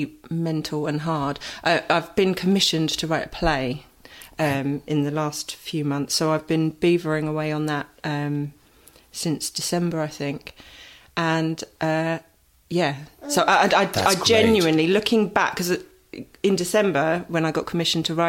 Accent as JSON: {"language": "English", "town": "Southend-on-Sea", "region": "East of England", "country": "United Kingdom", "tie": "born or raised there", "also_born_or_lived": "London", "said": "my hometown of Southend"}